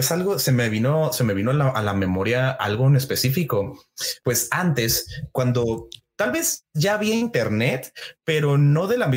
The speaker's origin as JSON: {"language": "Spanish", "region": "northern Mexico", "country": "Mexico", "said": "porque yo yo soy del norte, no no te lo había dicho, pero yo soy del norte de México, entonces nosotros también"}